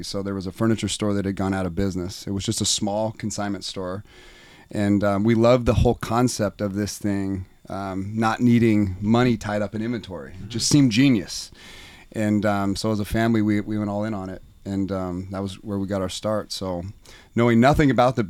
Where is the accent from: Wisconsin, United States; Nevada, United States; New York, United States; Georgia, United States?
Nevada, United States; now in Coeur d'Alene, United States; I grew up in Nevada. I now live in Coeur d'Alene, Idaho.